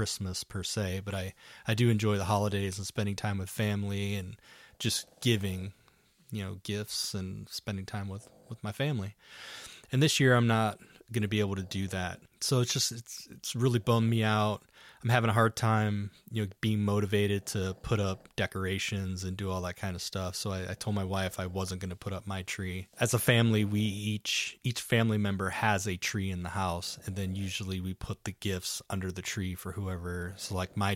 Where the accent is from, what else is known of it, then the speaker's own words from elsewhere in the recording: Ohio, United States; now in Arizona, United States; Being that I'm born and raised in Ohio, all of my family is back in Ohio